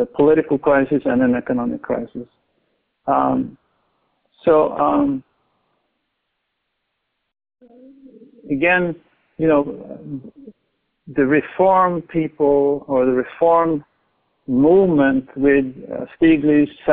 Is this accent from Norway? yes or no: yes; Norway; moved away; I grew up in Norway, and I'm quite familiar with that society